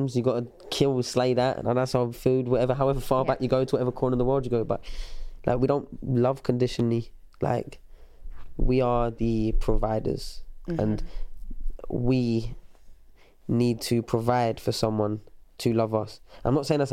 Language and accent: English; England, United Kingdom; it's hard to be proud of being English or British